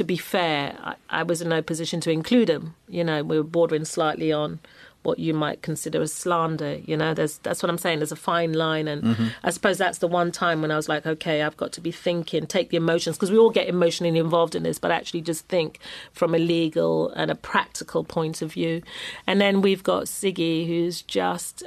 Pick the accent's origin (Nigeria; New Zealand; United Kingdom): United Kingdom; London; I'm a Londoner.